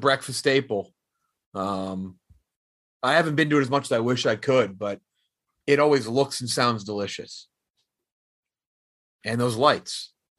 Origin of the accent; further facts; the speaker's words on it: Cedar Park, Texas, United States; moved away as an adult; Mine back home in Cedar Park, Texas.